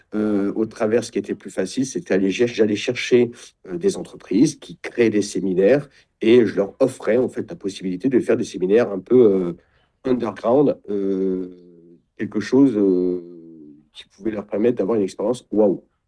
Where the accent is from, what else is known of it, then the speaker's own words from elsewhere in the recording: Champagne-Ardenne, Grand Est, France; moved away; also born or lived in Nord; je suis de Champagne-Ardenne